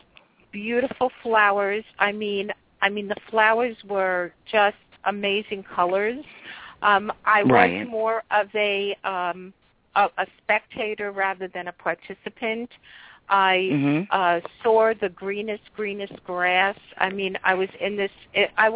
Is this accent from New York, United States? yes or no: yes; New York City, New York, United States; I'm from New York City. New York